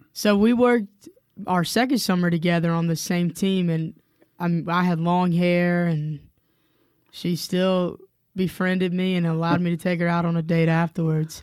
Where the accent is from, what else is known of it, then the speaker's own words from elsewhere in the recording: Spartanburg, South Carolina, United States; moved away as an adult; now in Cullman, United States; I am actually originally from the upstate of South Carolina in a town called Spartanburg, South Carolina